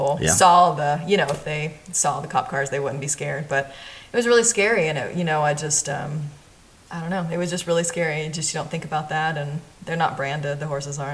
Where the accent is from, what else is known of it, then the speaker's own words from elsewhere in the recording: Knoxville, Tennessee, United States; moved away as an adult; also born or lived in Nashville, Tennessee; now in New Mexico, United States; I came from Knoxville. Knoxville, Tennessee. My whole family's still there. I was the one who kind of left. And was there 18 years